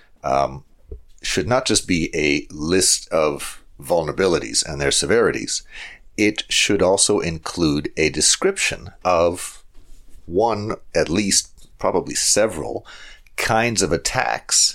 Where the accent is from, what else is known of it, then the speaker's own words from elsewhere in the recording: Calgary, Alberta, Canada; here in Calgary, my hometown